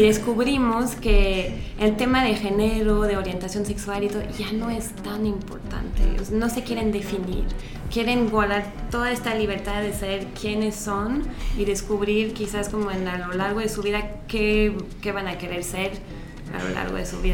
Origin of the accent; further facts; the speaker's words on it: France; now in Mexico; yo soy francesa